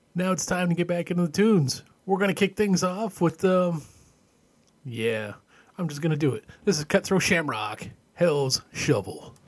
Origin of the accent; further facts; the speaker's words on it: Canada; Growing up in Canada